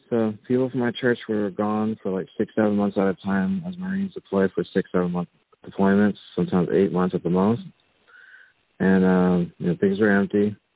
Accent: North Carolina, United States; moved away as an adult; So I ended up growing up in North Carolina. It turned ages three through 19 in North Carolina. It's a wonderful state.

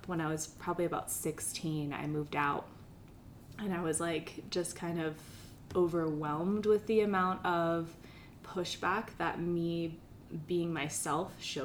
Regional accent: Pennsylvania, United States; I grew up in Pennsylvania, and I grew up with three older brothers

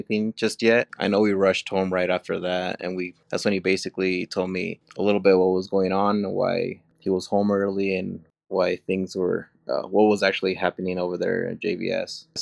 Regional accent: Cache Valley, Utah, United States; also born or lived in Mexico; I grew up here in Cache Valley all my life. I was born in Mexico

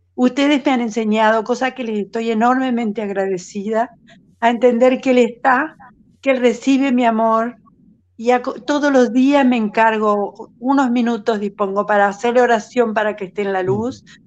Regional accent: Uruguay; now in Buenos Aires, Argentina; Soy una uruguaya que hace 50 años vive en Buenos Aires

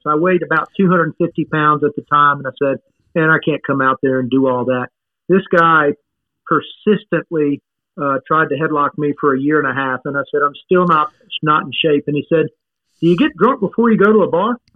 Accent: Baton Rouge, Louisiana, United States; born or raised there; also born or lived in Michigan

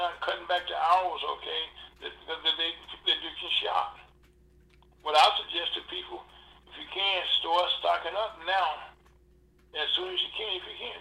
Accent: Louisiana, United States; I'm from Louisiana the same way

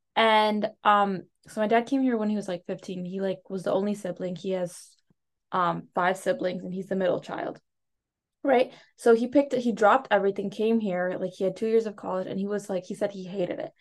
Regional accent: United States; first language Telugu; English is a second language; also born or lived in India; I was born here

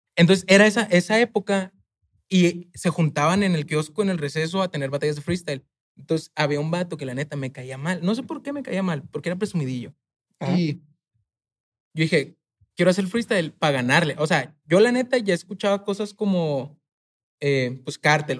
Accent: Chihuahua, Mexico; moved away as an adult; also born or lived in Mexico City; yo soy de Chihuahua, de un barrio

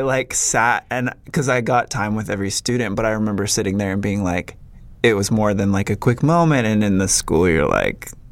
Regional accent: Minnesota, United States; moved away as an adult; also born or lived in Redding, California; I am originally from Minnesota. Moved to Redding, California when I was 18

